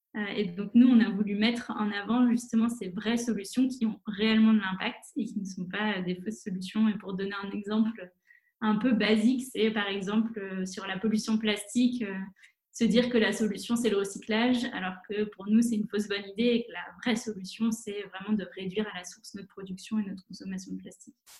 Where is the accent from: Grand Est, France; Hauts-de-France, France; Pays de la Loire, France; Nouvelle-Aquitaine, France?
Nouvelle-Aquitaine, France; La Rochelle; moved away as an adult; also born or lived in Bordeaux / Paris / Madrid / Rome; La Rochelle. C'est là où j'ai grandi